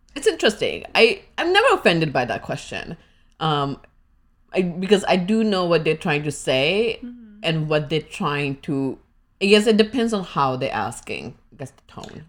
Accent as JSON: {"language": "English", "country": "India", "moved": "yes", "lives_now": "United States", "said": "what part of India I'm from"}